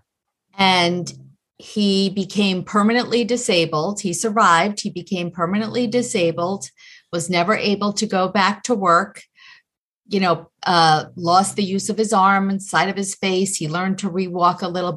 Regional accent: Long Island, New York, United States; I grew up in New York in Long Island

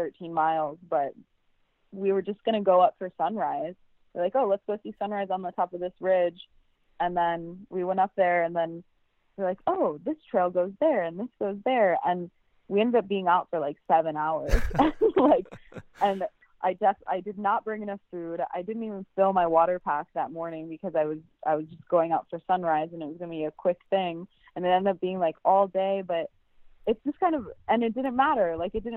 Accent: Minnesota, United States; now in Hawaii, United States

